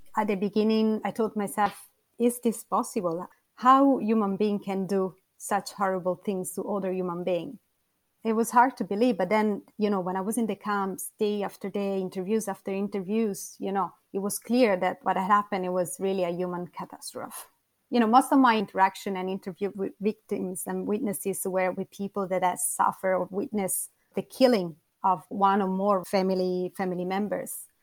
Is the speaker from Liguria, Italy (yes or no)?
no; a small town south of Rome, Lazio, Italy; I come from um, a small town uh, a few kilometers south of Rome